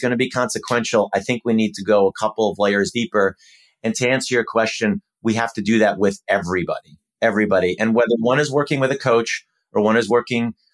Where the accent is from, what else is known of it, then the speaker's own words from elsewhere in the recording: Minnesota, United States; Well, um, I love, I grew up in Minnesota and I think it would be a celebration of the city and the area more broadly.